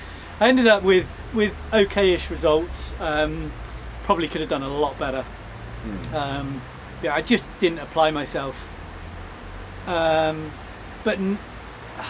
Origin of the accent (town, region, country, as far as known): Chippenham, South West England, United Kingdom; born or raised there; also born or lived in Bath